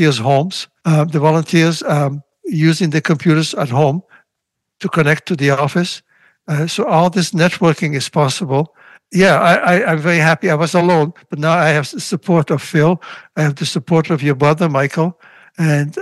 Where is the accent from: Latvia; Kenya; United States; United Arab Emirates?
Latvia; born or raised there; first language Russian; English is a second language; now in Montreal, Canada